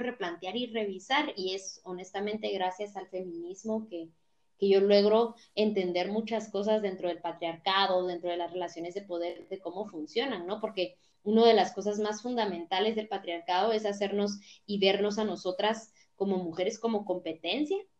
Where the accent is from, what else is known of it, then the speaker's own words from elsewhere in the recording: Totonicapán, Guatemala; en Totonicapán, que es el pueblo indígena de donde yo vengo